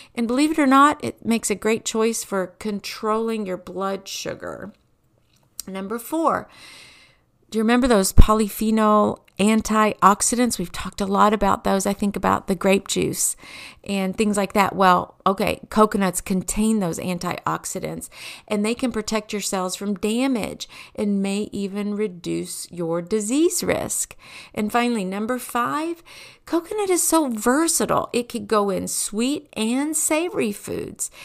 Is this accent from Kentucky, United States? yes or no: yes; Kentucky, United States; I grew up in Kentucky